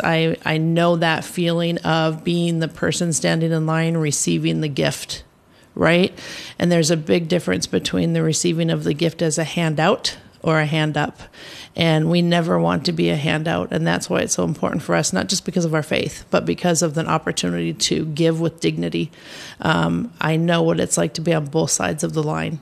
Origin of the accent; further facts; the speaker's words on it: United States; I have was born and raised in the U.S. Uh, my family is originally from Norway